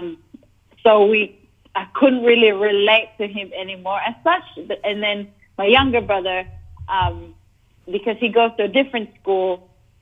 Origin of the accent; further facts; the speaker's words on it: Cebu City, Central Visayas, Philippines; Cebu City, Philippines!